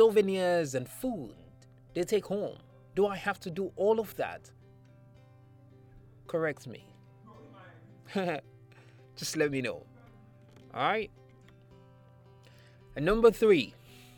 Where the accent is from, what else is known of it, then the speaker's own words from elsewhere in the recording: Nigeria; I am a Nigerian or African